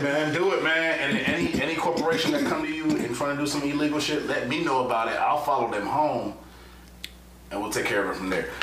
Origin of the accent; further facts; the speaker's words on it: South Florida, United States; I'm from South Florida